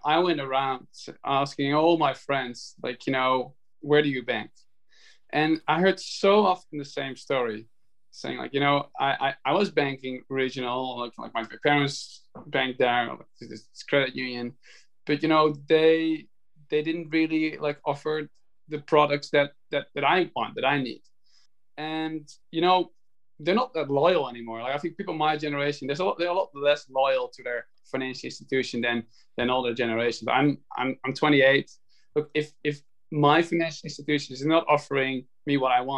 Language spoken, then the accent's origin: English; Netherlands; now in New York, United States; I'm from the Netherlands. I'm in the home I grew up in. It's the Dutch countryside. I live in New York.